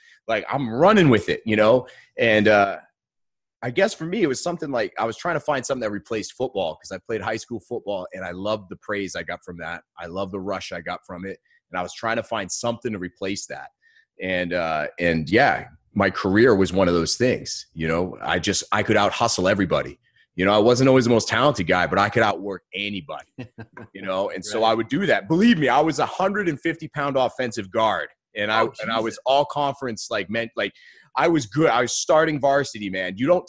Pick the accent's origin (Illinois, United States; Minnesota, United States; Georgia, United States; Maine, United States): Maine, United States; now in Austin, United States; So, I am originally from Maine, born and raised. And I spent the last 12 years in Austin, Texas. My wife and I are both from Maine.